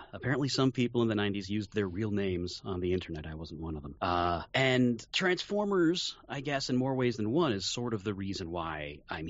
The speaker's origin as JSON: {"language": "English", "town": "New York City", "region": "New York", "country": "United States", "moved": "as an adult", "said": "I'm from Queens, New York"}